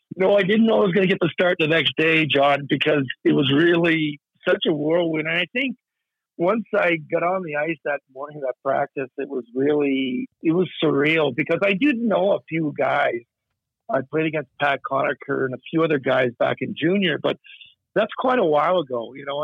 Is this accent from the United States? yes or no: no; Nova Scotia, Canada; I'm from Nova Scotia